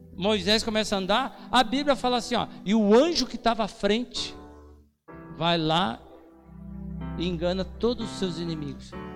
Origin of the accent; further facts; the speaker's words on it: Brazil; A gente é brazuca